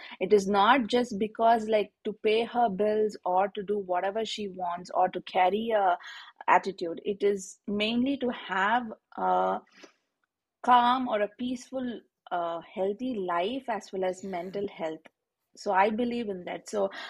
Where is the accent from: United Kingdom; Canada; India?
India; moved away; I was born in a in India we call it as a middle class family, wherein like we're not very rich or very not very well to do, but we are okay.